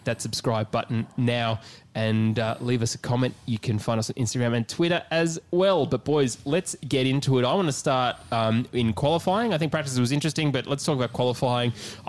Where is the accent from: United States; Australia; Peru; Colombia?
Australia; We are three Australian blokes based out of Melbourne.